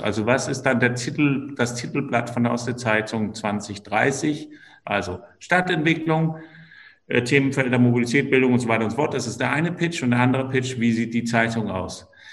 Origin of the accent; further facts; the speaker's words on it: Denmark; now in Rostock, Germany; ich bin Däne